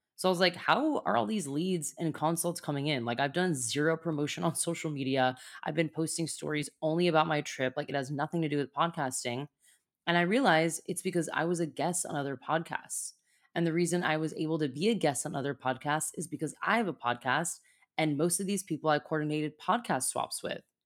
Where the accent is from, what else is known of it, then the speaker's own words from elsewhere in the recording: United States; as an American